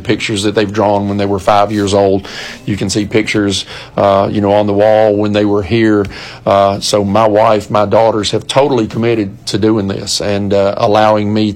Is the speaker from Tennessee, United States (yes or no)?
yes; Warren County, Tennessee, United States; moved away as an adult; now in Gallatin, United States; I left Warren County, which I call my hometown, even though I didn't graduate high school there, coached there 5 years